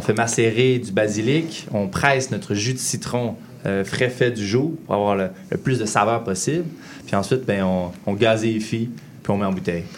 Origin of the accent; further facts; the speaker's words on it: Saint-David-de-Falardeau, Quebec, Canada; also born or lived in Lac-Saint-Jean; on vient de Saint-David de Falardo